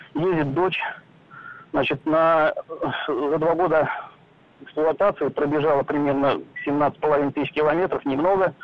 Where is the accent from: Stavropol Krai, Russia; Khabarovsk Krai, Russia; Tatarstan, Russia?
Tatarstan, Russia; Kazan; я сам из Казани